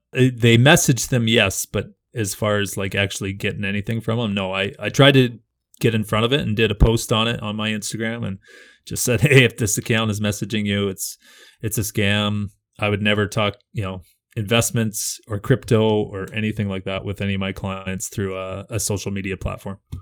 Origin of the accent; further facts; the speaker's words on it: Canada; as a Canadian